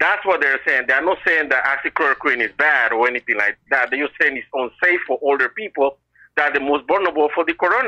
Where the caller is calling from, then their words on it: Boston, Massachusetts, United States; I'm calling from Boston.